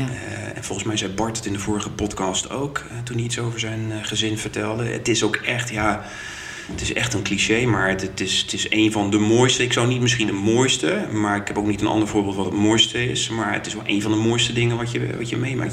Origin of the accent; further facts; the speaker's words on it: Groningen, Netherlands; also born or lived in Utrecht / Den Bosch; now in Eindhoven, Netherlands; ik kom uit Groningen